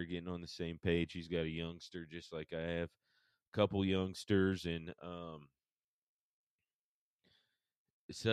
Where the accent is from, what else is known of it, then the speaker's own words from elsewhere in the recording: Paulding County, Georgia, United States; now in Cheatham County, Tennessee, United States; growing up in Paulding County, Georgia